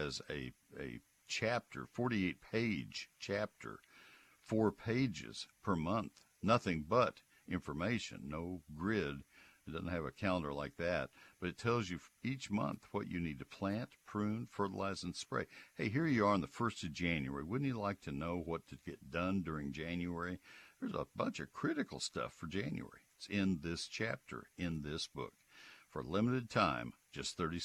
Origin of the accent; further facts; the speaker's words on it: San Antonio, Texas, United States; I was born in San Antonio